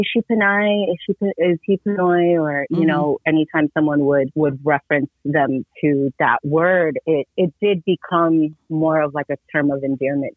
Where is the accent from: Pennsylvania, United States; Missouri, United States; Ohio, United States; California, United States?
California, United States; Oxnard; Growing up in Ventura County, I was born and raised in Oxnard